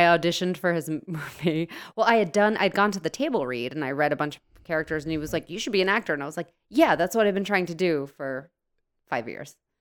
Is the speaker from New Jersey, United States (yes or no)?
yes; New Jersey, United States; I'm from New Jersey. Everything I do is based in New Jersey